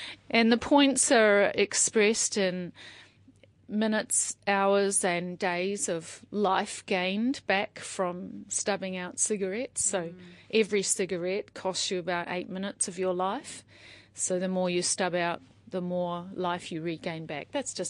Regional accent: Auckland, New Zealand; also born or lived in Australia; But mainly I was raised in Auckland, so urban raised, but sometimes a very transient upbringing, like, you know, and also a little bit growing up in Australia as well.

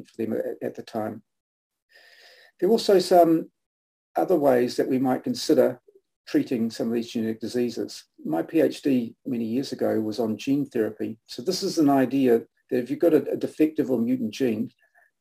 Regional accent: Nelson, New Zealand; moved away; the Nelson Evening Mail, which was where my parents, was my hometown

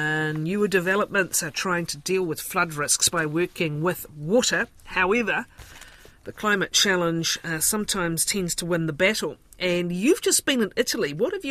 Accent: Dunedin, Otago, New Zealand; we've talked a lot about my hometown today.

